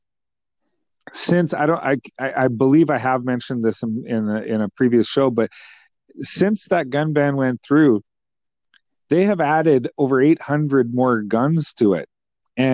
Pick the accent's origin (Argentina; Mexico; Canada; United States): Canada; a Canadian taxpayer and someone who loves their country